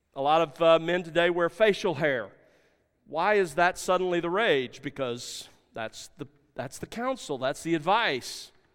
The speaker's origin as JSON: {"language": "English", "region": "South Alabama", "country": "United States", "tie": "born or raised there", "said": "growing up in South Alabama"}